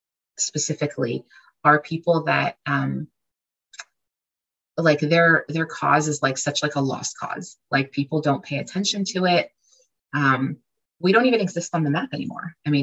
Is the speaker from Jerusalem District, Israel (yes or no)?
yes; Jerusalem, Jerusalem District, Israel; born there; And it says Israel. And I was born in Jerusalem. And so, it's a beautiful place.